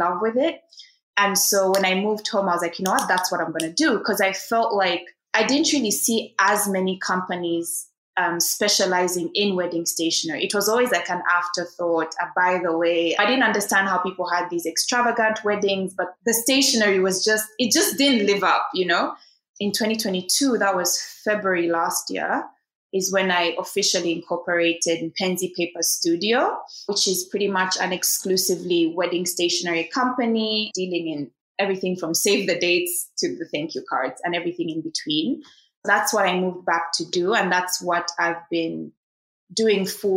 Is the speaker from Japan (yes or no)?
no; Uganda; moved away as an adult; also born or lived in Kenya / China; start my own design studio in my home country